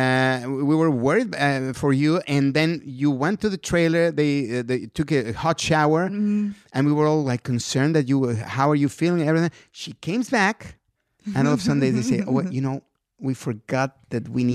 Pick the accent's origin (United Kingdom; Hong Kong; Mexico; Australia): Mexico; English is a second language; moved away as an adult; now in United States; I'm a guy from Mexico